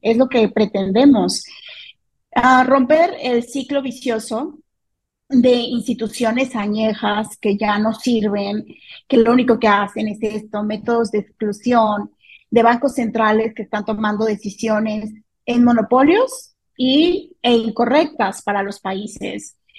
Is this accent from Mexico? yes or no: yes; Mexico; en México vivimos una crisis de inseguridad